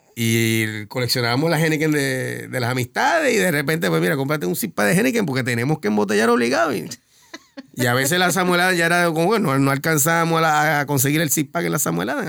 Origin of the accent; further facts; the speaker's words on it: San Juan, Puerto Rico; also born or lived in Boston / Bayamón / Río Piedras / Carolina; now in Río Grande, Puerto Rico; Mayormente en San Juan, cuando nací, nací en San Juan, tuve creo que tres años en Boston